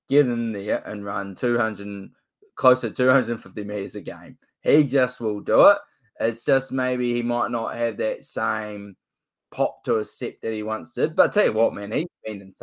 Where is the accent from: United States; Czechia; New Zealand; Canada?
New Zealand; I'm from New Zealand